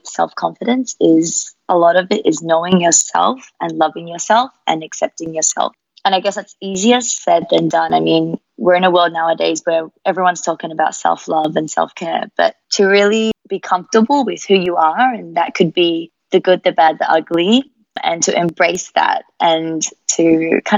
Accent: Melbourne, Victoria, Australia; accent: Australian; moved away as an adult; now in Singapore; I was actually born in Melbourne.

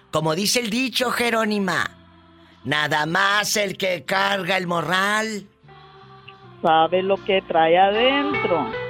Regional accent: Pinotepa Nacional, Oaxaca, Mexico; moved away as an adult; now in Oklahoma, United States; Yo soy de la costa, diva, de Pinotepa

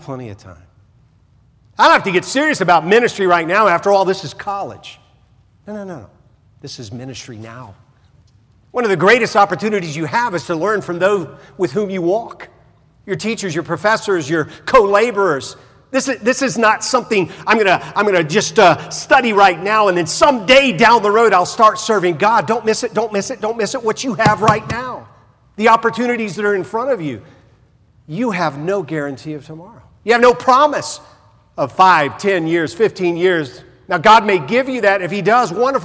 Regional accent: the South, United States; I remember growing up in the South

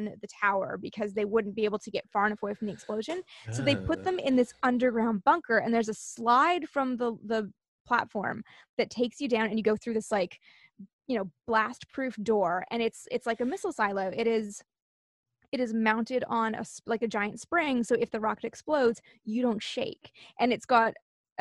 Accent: Canada; I'm from Canada

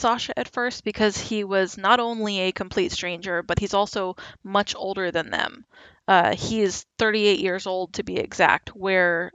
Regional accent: United States; I'm American

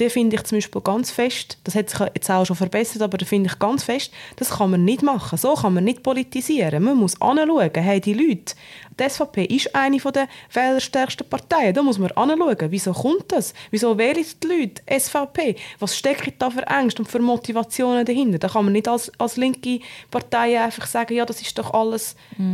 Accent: Obwalden, Switzerland; Ich bin in Ovalde aufgewachsen, in einem sehr konservativen Umfeld

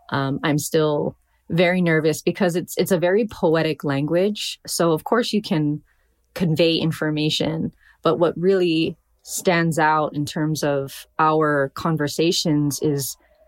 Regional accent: Hawaii, United States; So, you know, of course I'm a poet. I'm Hawaiian.

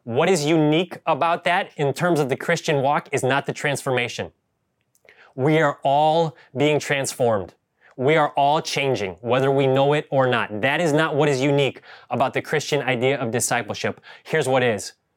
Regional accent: Ohio, United States; now in Bay Area, United States; I grew up in Ohio, and we had real yards

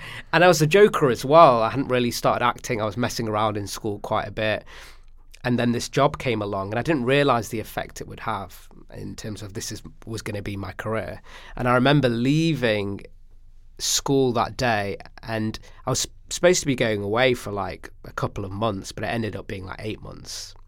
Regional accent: Stockport, North West England, United Kingdom; growing up in Stockport, talking about what it was like for me juggling two cultures

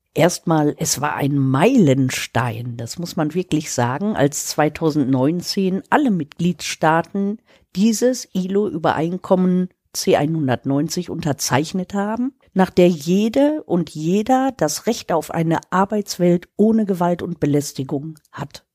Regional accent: Germany; bei uns in Deutschland

